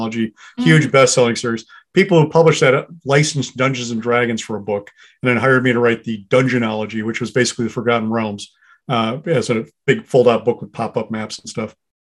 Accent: Beloit, Wisconsin, United States; I grew up in Southern Wisconsin in the 80s

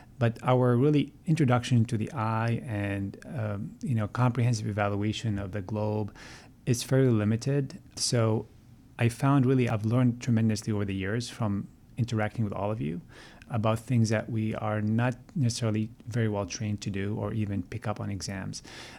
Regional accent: Montreal, Quebec, Canada; I grew up in Montreal and influenced by my siblings, to be honest with you, to go into dental school.

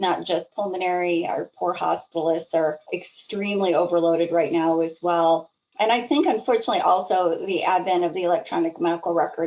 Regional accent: Idaho, United States; moved away as an adult; also born or lived in Midwest / Seattle, Washington; now in Michigan, United States; I actually was originally born in the Midwest, ended up growing up in Idaho, though, because my dad was a nuclear engineer

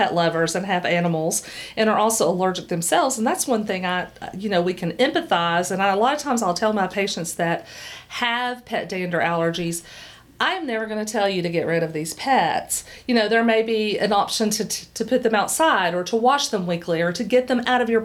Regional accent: Knoxville, Tennessee, United States; Came back to Knoxville, which is, I'm from here. I'm from Knoxville

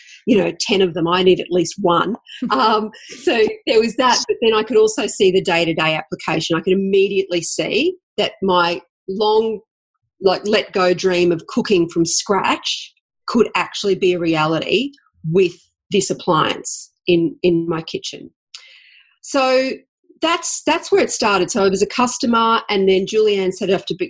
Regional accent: Toowoomba, Queensland, Australia; now in Brisbane, Australia; I grew up in Toowoomba, and I moved to Brisbane

